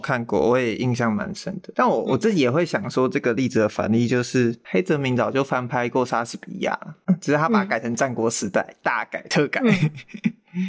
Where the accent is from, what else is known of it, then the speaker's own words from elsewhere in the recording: Taiwan; 我自己身，身为一个台湾人